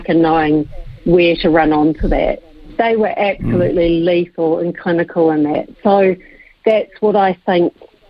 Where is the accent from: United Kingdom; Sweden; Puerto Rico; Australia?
United Kingdom; England; now in New Zealand; I'm English born